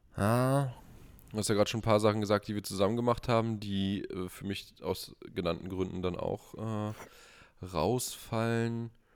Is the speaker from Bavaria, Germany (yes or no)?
no; Brandenburg, Germany; hier bei uns in Brandenburg